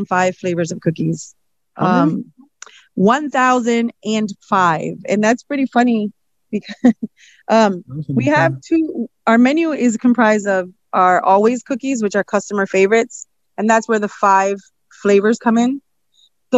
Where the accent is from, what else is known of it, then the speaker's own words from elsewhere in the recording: Puerto Rico; now in Springfield, United States; I'm from Puerto Rico, so we eat a lot of flan and guava